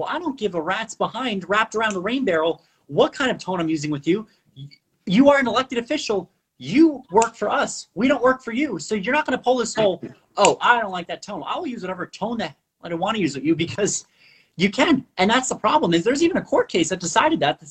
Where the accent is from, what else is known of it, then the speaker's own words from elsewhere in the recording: Puerto Rico; first language Spanish; I'm from Puerto Rico, or our family historically, regardless from Puerto Rico